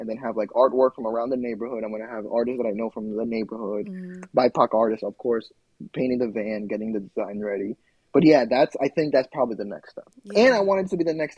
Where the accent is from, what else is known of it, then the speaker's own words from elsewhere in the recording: New York City, New York, United States; I am in Queens, which is my hometown.